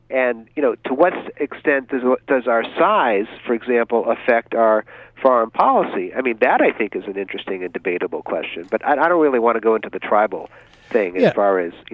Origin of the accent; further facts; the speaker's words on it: New England, United States; Well, I grew up in New England, of course. Some of my earliest memories are from 1967.